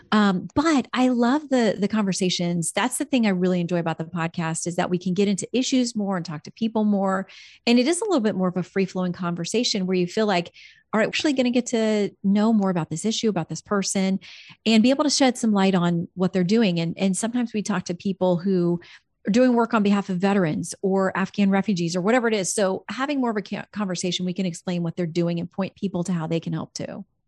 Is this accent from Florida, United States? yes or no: yes; Fort Lauderdale, Florida, United States; moved away as an adult; also born or lived in Tallahassee, Florida; I'd spent my whole childhood growing up in South Florida around the Fort Lauderdale area